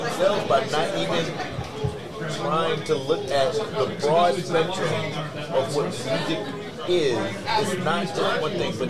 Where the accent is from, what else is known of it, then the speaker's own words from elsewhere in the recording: the South, United States; Like I said, I'm from the South